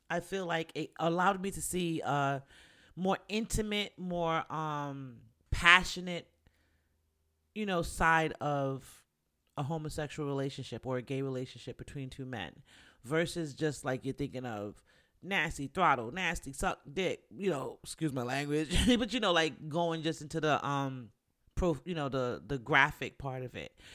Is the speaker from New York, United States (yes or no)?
yes; New York, United States; moved away; also born or lived in the South (US); I'm from New York